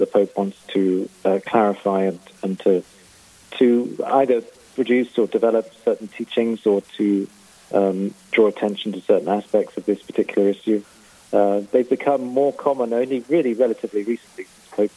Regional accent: Canterbury, South East England, United Kingdom; now in Rome, Italy; I come from Canterbury in England originally

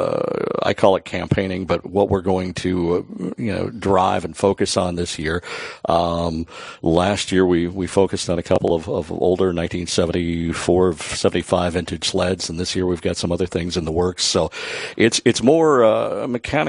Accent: Cook, Minnesota, United States; now in Hibbing, United States; I originally am from Cook, but live in Hibbing now

